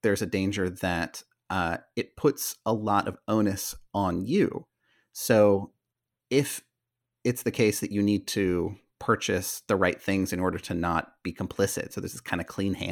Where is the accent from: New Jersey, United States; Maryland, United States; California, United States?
California, United States; Northern; I come from Northern California